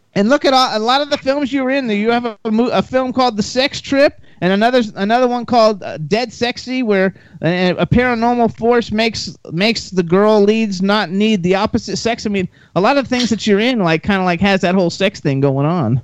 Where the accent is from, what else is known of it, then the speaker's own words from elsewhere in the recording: West Palm Beach, Florida, United States; moved away as an adult; also born or lived in Miami / Jacksonville / Gainesville; now in Los Angeles, United States; I'm from Florida. I grew up in West Palm Beach. I was born in Miami